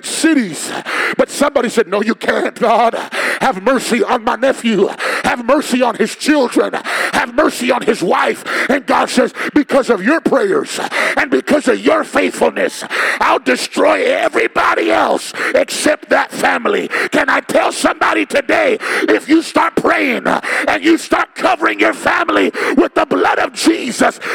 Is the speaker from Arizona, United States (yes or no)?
yes; Phoenix, Arizona, United States; I'm from South Phoenix